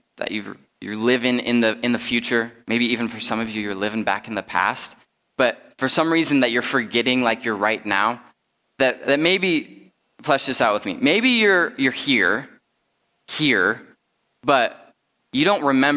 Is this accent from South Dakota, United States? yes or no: yes; Rapid City, South Dakota, United States; moved away; I'm originally from the Black Hills. I grew up in Rapid City